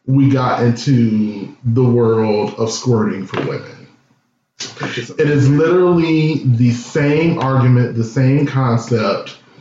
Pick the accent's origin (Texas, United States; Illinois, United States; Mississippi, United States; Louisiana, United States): Illinois, United States; Chicago; I grew up, born and raised in Chicago downtown